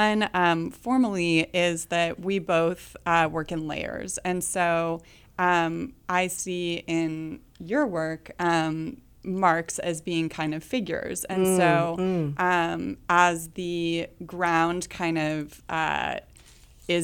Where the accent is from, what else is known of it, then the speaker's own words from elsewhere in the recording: Northern California, United States; moved away as an adult; now in Kansas City, United States; I'm from Northern California. you know, grew up in the Redwoods and stuff and kind of on the coast